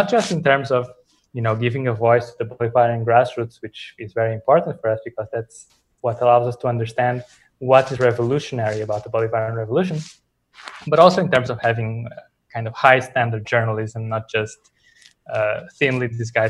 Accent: Mozambique; also born or lived in Portugal; now in Venezuela; I'm from Mozambique in Southern Africa, but I'm a Portuguese national.

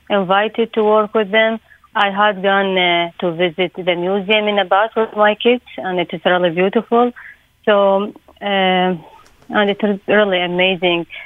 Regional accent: Iraq; from Iraq.

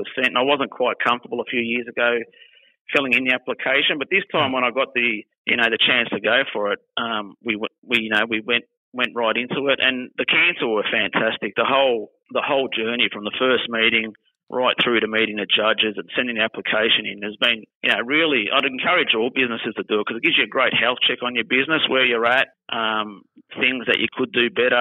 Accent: Werribee, Victoria, Australia; born and bred in Werribee

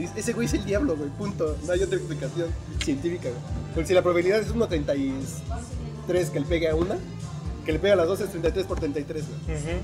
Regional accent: Mexico; yo vengo de México

